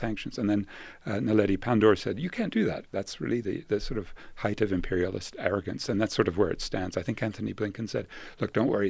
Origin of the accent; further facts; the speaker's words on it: Belfast, Northern Ireland, United Kingdom; where I was born in Belfast, Northern Ireland